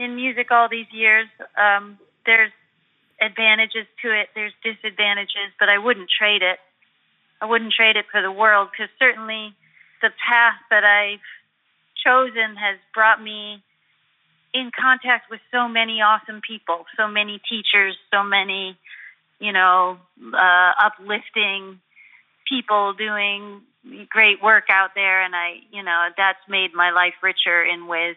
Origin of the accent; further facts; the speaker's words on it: Buffalo, New York, United States; I grew up in Buffalo, New York